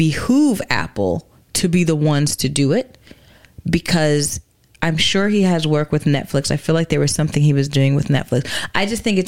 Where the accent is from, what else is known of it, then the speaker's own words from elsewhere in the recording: Ghana; now in United States; I'm a Ghanaian woman.